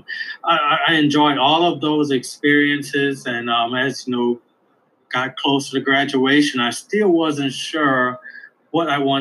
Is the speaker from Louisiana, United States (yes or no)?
yes; Elton, Louisiana, United States; moved away as an adult; now in Ohio, United States; I'm from Elton, Louisiana. Elton is a very small town in Louisiana.